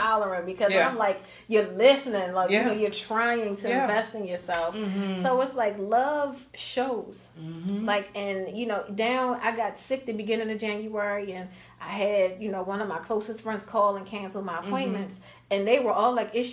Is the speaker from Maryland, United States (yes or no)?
yes; Baltimore, Maryland, United States; I grew up in Baltimore City. I moved in Edmonton Village when I was a year old with my parents